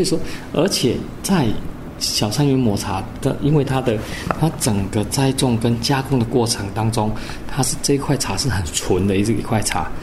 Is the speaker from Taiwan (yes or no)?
yes; Taiwan; 我们台湾人